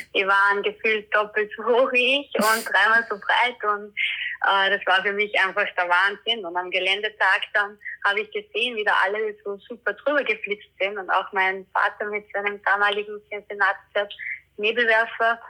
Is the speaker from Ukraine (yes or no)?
no; Austria; bei uns in Österreich